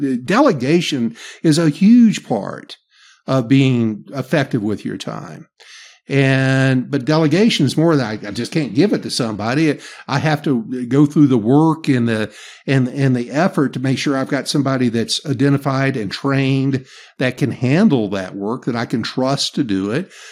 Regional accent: the South, Southern United States, United States; accent: Southern; my Southern accent

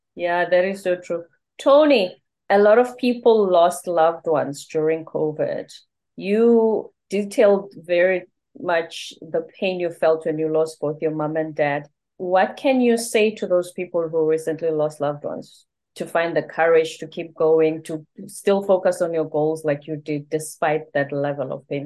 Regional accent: South Africa; first language Zulu; English is a second language; moved away as an adult; also born or lived in South Korea; now in United States; I'm Zulu. I'm from the Zulu tribe. So Zulu is my first language.

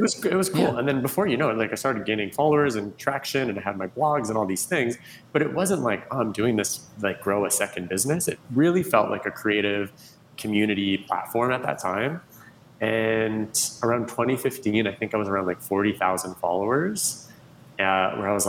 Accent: Canada; moved away as an adult; now in Los Angeles, United States; I'm originally from Canada. I moved

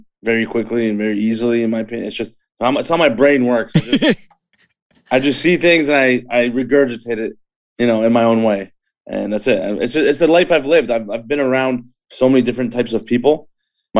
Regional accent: Markham, Ontario, Canada; also born or lived in Scarborough, Ontario; growing up in Scarborough and Markham

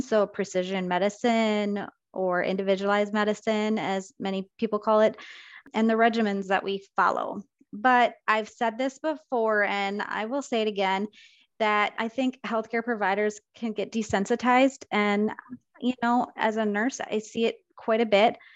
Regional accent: Rochester, Minnesota, United States; I was born and raised in Rochester, and I worked at Mayo Clinic

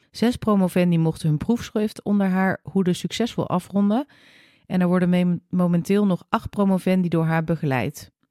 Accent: Hoofddorp, North Holland, Netherlands; also born or lived in New Zealand; Ik eh, kom uit Hoofddorp. Ik kom dus echt uit

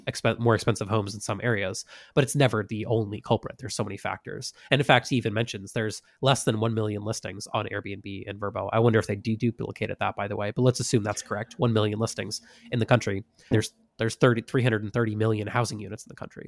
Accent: Massachusetts, United States; moved away; where I grew up in Massachusetts

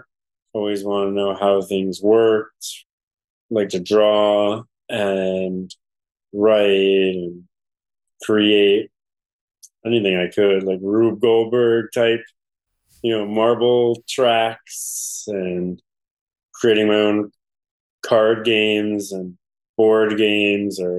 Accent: New Haven, Connecticut, United States; I grew up in Westville in New Haven

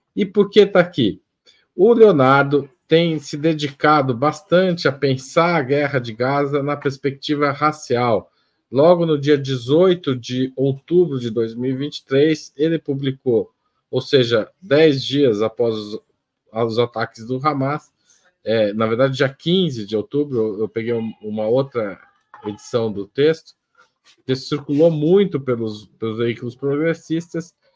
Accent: Western São Paulo, Brazil; eu sou do Oeste Paulista

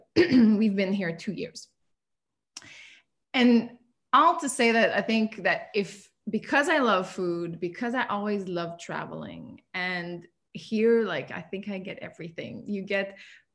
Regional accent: the French part of Canada, Quebec, Canada; English is a second language; moved away as an adult; now in Abu Dhabi, United Arab Emirates; I'm outside of town. I'm from the French part of Canada

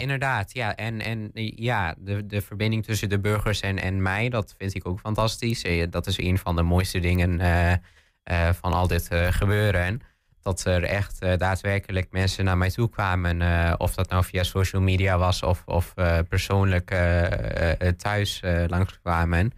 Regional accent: Pathmos/Stroinkslanden area, Twente, Overijssel, Netherlands; ik ben geboren in het Tweeklervels. Maar later zijn we verhuisd in 2010 naar de Postenbrink

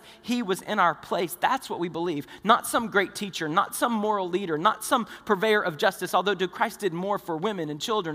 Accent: the South, United States; we're from the South

